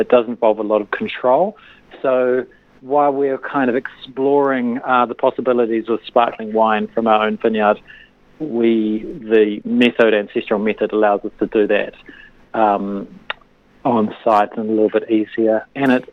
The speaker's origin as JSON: {"language": "English", "town": "Christchurch", "region": "Canterbury", "country": "New Zealand", "tie": "born or raised there", "also_born_or_lived": "Otago", "said": "I grew up in Christchurch"}